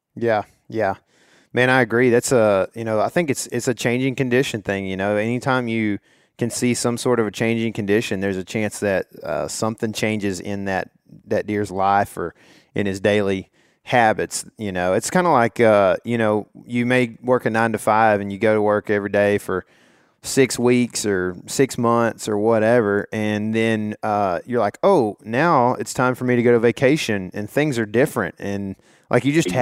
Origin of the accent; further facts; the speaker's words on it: Texas, United States; I'm from Texas